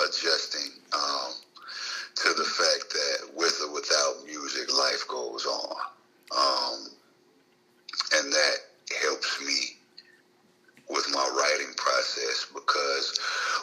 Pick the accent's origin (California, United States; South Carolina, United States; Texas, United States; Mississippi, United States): Mississippi, United States; Jackson; born or raised there; also born or lived in Chicago, Illinois